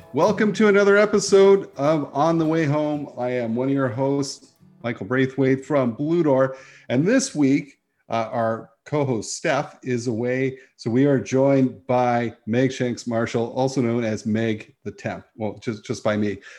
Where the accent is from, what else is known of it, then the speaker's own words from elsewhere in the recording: St. Catharines, Ontario, Canada; my hometown is St. Catharines, Ontario. That's where I was born and raised.